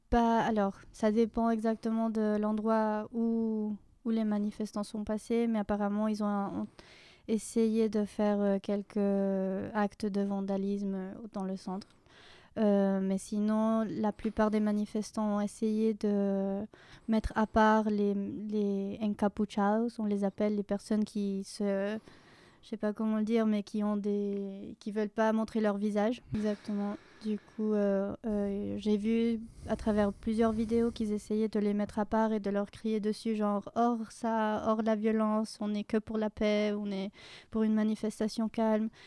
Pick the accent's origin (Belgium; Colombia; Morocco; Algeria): Colombia; Bogotá; moved away as an adult; now in Lyon, France